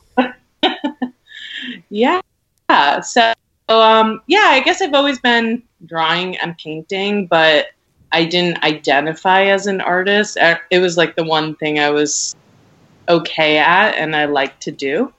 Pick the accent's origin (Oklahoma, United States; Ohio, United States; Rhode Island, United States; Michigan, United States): Rhode Island, United States; now in Brooklyn, United States; I grew up in Rhode Island. It's very small, mm-hmm. and I grew up in a tiny, tiny suburb in Rhode Island